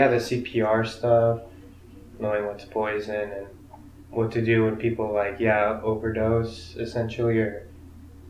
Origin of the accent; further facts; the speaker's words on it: Arizona, United States; first language Spanish; English is a second language; moved away; also born or lived in Mexico (parents); being here from Arizona